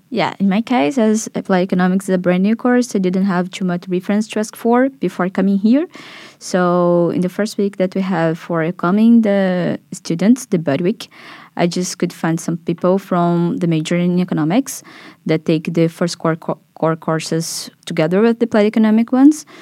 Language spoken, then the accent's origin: English; Brazil; moved away as an adult; I'm twenty-four. I'm from Brazil, where I took my bachelor in economics